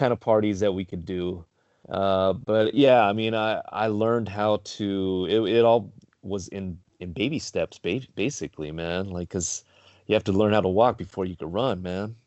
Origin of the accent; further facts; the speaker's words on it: Carson, California, United States; I grew up in Carson